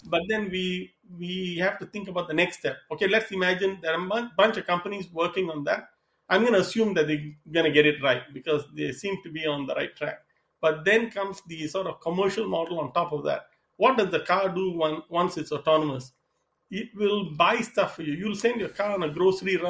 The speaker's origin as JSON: {"language": "English", "country": "Singapore", "also_born_or_lived": "Seattle / East Coast, United States", "moved": "as an adult", "lives_now": "Southern California, United States", "said": "I'm originally from Singapore. I came to the US to study"}